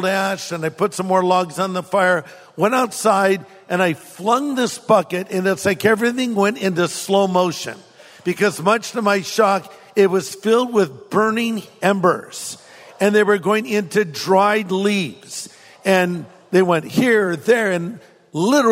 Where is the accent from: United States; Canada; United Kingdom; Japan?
United States; California; I'm from California